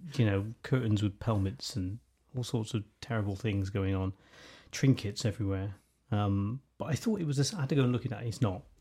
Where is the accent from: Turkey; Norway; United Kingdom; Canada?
United Kingdom; we were just really confident about who we were as British people